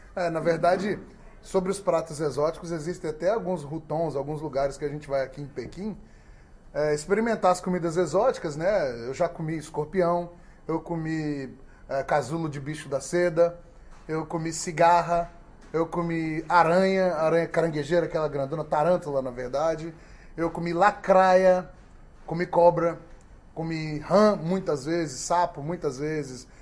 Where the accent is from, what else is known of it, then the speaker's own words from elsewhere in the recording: Brazil; now in China; Sou brasileiro